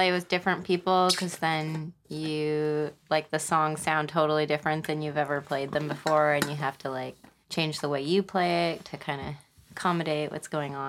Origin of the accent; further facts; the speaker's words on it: Shoreline, Washington, United States; I'm from like North Seattle shoreline.